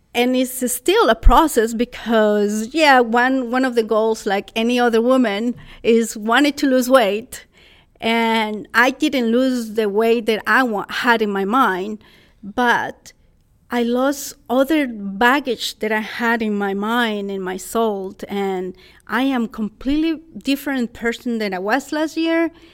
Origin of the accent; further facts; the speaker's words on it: Costa Rica; English is a second language; moved away as an adult; also born or lived in San Luis Obispo, California; now in United States; I was born in Costa Rica, and in 1994, April 28, 1994, at 5:37 p.m., I arrived to San Luis Obispo, California. So, an expat from Costa Rica, learning another language